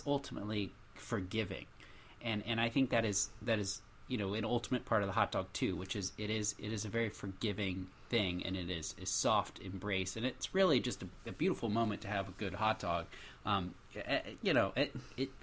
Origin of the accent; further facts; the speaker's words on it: United States; I am clearly American